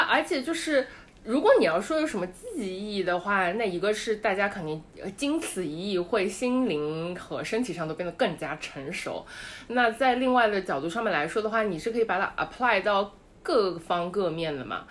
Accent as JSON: {"language": "Chinese", "region": "Shanghai", "country": "China", "moved": "yes", "said": "我是个上海人"}